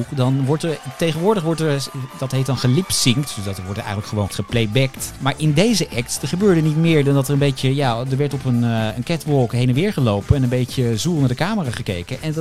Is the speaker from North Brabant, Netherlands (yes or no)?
yes; Roosendaal, North Brabant, Netherlands; ik ben 21 jaar en ik kom uit Roosendaal.